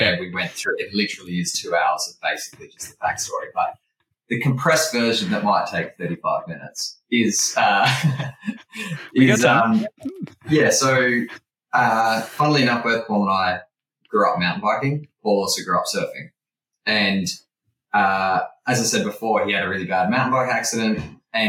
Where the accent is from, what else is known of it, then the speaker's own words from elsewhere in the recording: Sydney, New South Wales, Australia; I grew up in Sydney